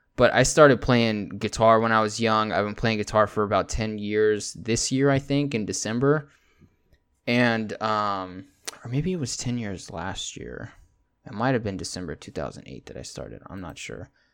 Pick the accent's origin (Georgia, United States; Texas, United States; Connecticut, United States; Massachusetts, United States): Texas, United States; also born or lived in California / San Antonio, Texas / Pflugerville, Texas / Anderson Mill, Texas; I was born in California, then about two or three months into me being there, um, I got flown over to Texas, and I've been here ever since